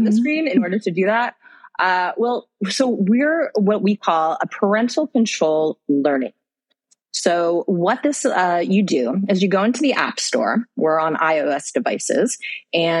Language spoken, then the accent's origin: English; United States; moved away as an adult; also born or lived in London / Middle East; now in Malaysia; I'm an American, but I live in Malaysia and I've been living there for almost 15 years